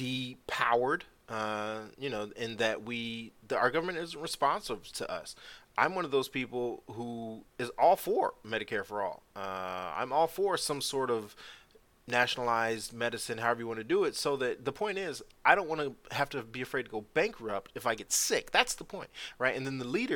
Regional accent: Southern California, United States; I'm a Southern Californian

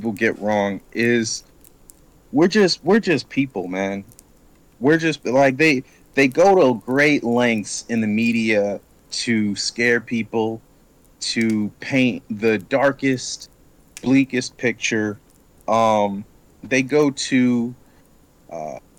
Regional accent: Chicago, Illinois, United States; moved away as an adult; now in Los Angeles, United States; I'm from Chicago, South Side, born and raised

